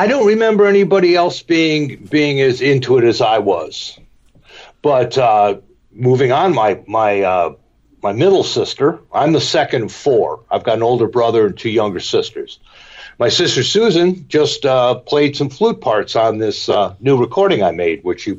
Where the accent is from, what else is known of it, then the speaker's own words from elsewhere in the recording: Cleveland, Ohio, United States; also born or lived in Elmira, New York / Buffalo, New York / Denville, New Jersey; Well, I moved from Buffalo to Denville, New Jersey in 1959, and then in 1961, when I was in the third grade, we moved to Cleveland, and that's where I stayed all through my school years.